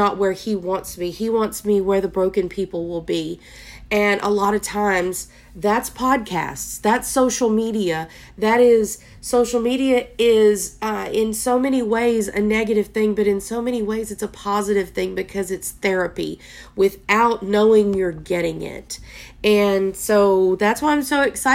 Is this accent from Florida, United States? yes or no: no; Texas, United States; I am from Texas